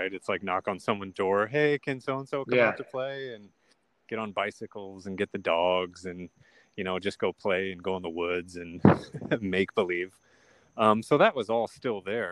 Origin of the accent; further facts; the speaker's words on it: Sioux City, Iowa, United States; I was born in Sioux City, Iowa.